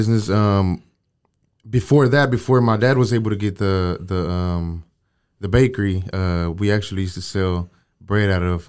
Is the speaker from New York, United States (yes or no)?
no; Waco, Texas, United States; also born or lived in San Luis Potosí, Mexico; Yeah, I was born there. But I was raised here in Waco, man. Gotcha. We moved to Waco when I was about 7-8 years old, and we've been here since.